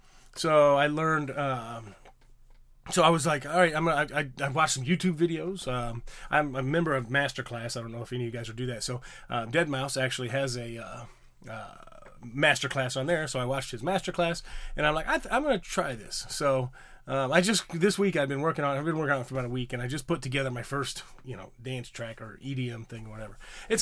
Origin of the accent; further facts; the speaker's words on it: Illinois, United States; I grew up in Illinois. I grew up in the Midwest and wasn't really close to any major city.